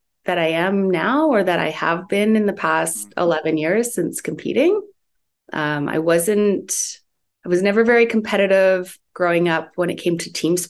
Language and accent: English; Guelph, Ontario, Canada; No, I'm from Ontario, close to Toronto, like